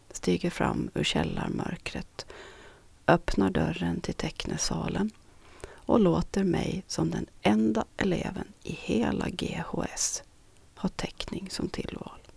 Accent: Norra Sund, Sweden; Någonting man under min uppväxt i Norra Sund inte kunde livnära sig på.

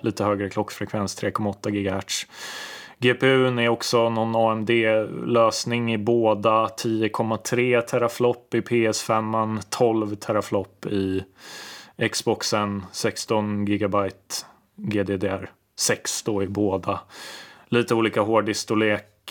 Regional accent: Lidingö, Stockholm County, Sweden; jag är ju uppvuxen på Lidingö

